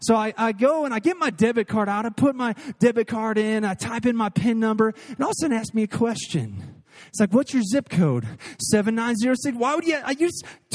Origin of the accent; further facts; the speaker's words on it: Missouri, United States; now in Texas, United States; I'm from Missouri. I was going to see family